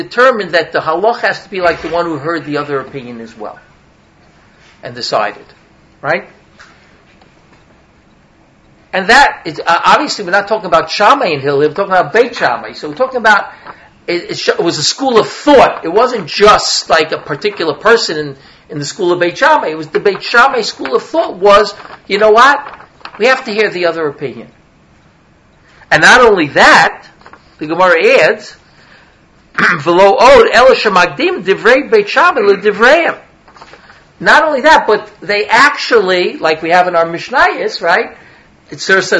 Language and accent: English; New York City, New York, United States; accent: Brooklyn; I come from New York. I'm a New Yorker. I don't have to tell you that. It's just the accent, right? From Brooklyn, actually